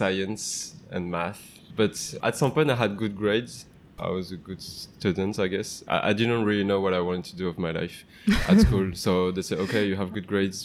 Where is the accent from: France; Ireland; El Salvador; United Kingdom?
France; Maisons-Alfort, Île-de-France; moved away as an adult; also born or lived in Montreal, Canada / Grenoble; now in Vietnam; So I grew up in Maisons-Alfort, next to Paris.